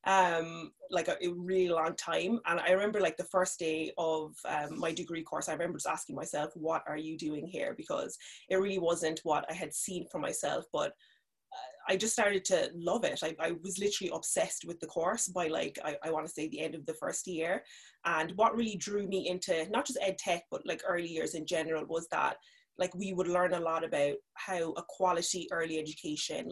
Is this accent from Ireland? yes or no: yes; Cork, Munster, Ireland; also born or lived in Nigeria; I grew up in Cork. I'm originally from Nigeria.